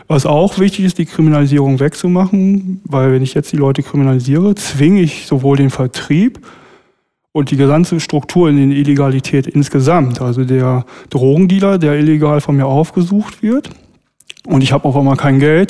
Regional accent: Berlin, Germany; wir als Berliner

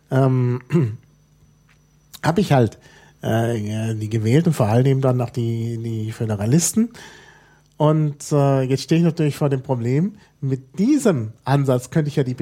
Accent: Germany; das haben wir uns nicht äh, ausgedacht als Deutsche

